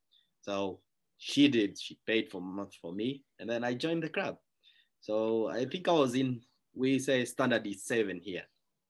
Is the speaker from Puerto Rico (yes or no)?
no; Kenya; So I'm actually from Kenya. I'm actually a neighbor of Savage Wilderness. It's about 500 meters from where I live to the camp. And this is where I grew up. And this is where I went to school as well.